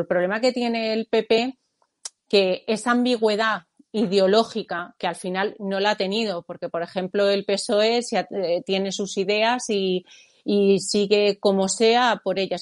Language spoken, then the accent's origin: Spanish; Spain; forma parte de nuestra de nuestro ser, ¿no? Como, como españoles